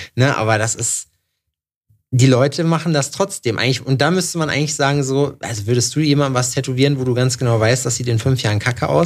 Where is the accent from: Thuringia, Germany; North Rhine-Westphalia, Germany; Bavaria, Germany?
Thuringia, Germany; Jena; Jena, wo ich herkomme